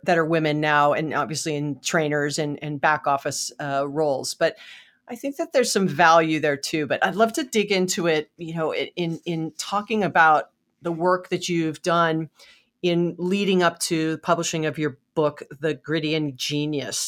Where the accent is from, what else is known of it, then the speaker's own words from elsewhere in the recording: Hawaii, United States; I was born and raised in Hawaii